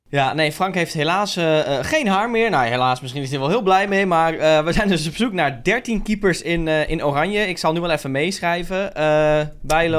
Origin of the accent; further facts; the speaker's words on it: Netherlands; we zijn Nederlanders